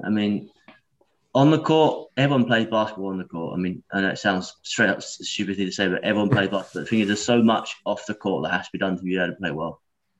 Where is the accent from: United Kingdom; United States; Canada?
United Kingdom; Essex, East of England; now in Germany; everyone always thinks I'm from North London, but I'm actually from Essex.